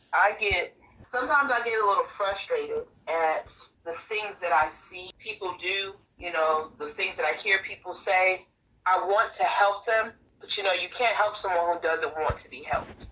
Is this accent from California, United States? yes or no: no; New York City, New York, United States; moved away as an adult; now in North Carolina, United States; I was originally born and raised in Brooklyn, New York